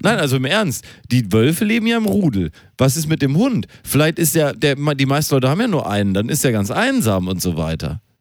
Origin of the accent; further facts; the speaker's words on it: Germany; weil wir Deutsche sind und weil wir als Deutsche direkt erkannt werden